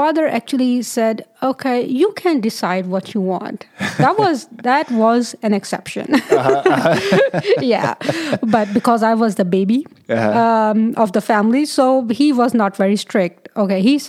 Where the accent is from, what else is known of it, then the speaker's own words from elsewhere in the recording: Pakistan; moved away as an adult; also born or lived in Lahore, Pakistan / North Carolina, United States; now in United States; I am originally, or you can say by descent, I'm from Pakistan.